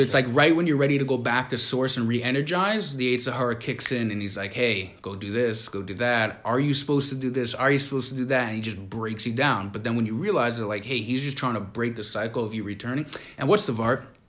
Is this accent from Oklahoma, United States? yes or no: no; New York City, New York, United States; We grew up in Crown Heights